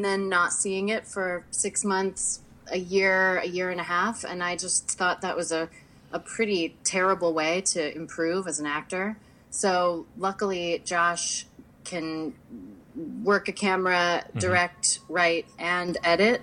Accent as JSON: {"language": "English", "town": "Wheeling", "region": "West Virginia", "country": "United States", "tie": "born or raised there", "also_born_or_lived": "Chicago / New York", "moved": "as an adult", "lives_now": "Los Angeles, United States", "said": "I grew up mostly in West Virginia"}